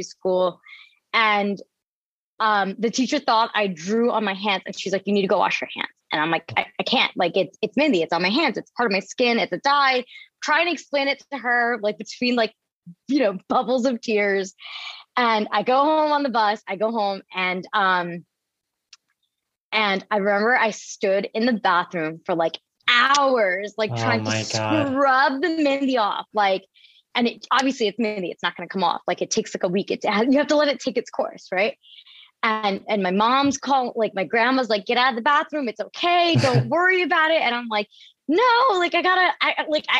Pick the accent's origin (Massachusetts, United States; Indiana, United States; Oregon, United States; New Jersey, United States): New Jersey, United States; Camden; I grew up in the outskirts of Camden